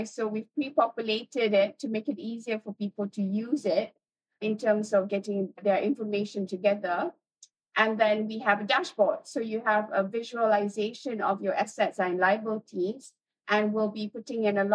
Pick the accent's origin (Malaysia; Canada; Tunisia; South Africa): Malaysia; being Malaysian